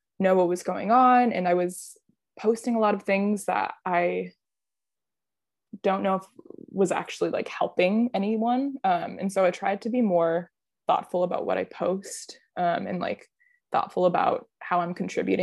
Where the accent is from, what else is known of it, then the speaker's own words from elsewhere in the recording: Midwest, United States; moved away; I grew up in the Midwest